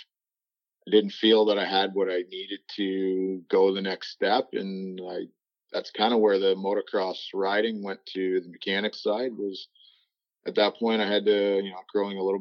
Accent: St. George, Ontario, Canada; also born or lived in Ireland (family ancestry); now in Shelburne, Canada; I grew up in a small town just outside of Brantford in St. George. I grew up there. I moved there in 93 and then stayed there until 2012 or so.

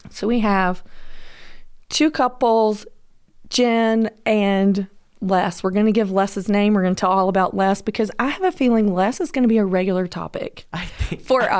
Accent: Los Angeles, California, United States; totally, but I am from Georgia. Come on. And I'm from

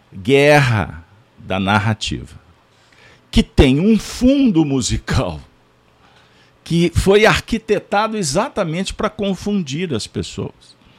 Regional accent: Brazil; Como brasileiros

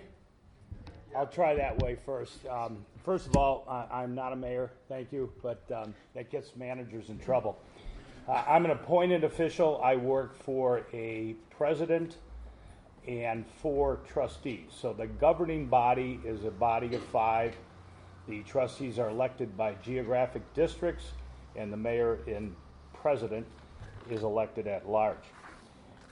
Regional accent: Illinois, United States; moved away as an adult; also born or lived in Michigan / Florida / Massachusetts; I was born and raised in Illinois

